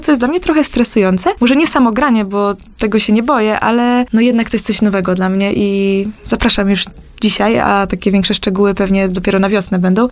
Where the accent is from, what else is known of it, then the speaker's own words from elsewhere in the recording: Krapkowice, Opole Voivodeship, Poland; moved away as an adult; wracać do swojej rodzinnej miejscowości, do Krapko i skąd pochodzę